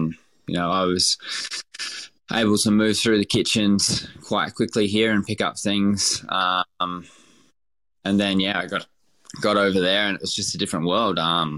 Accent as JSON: {"language": "English", "region": "Queensland", "country": "Australia", "tie": "born or raised there", "said": "Growing up in Queensland and stuff, it was like we were pretty, a really working class family. It wasn't very much. It was, meat and three veg, that sort of thing."}